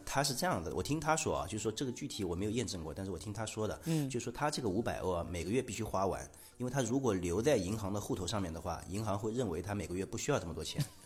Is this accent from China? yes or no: yes; China; moved away as an adult; also born or lived in Finland; 芬兰学生听说我们是中国来的